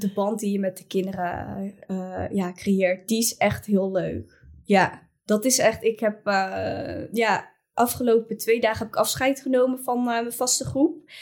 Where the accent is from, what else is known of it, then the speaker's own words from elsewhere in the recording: Utrecht, Netherlands; ik kom zelf dan uit Utrecht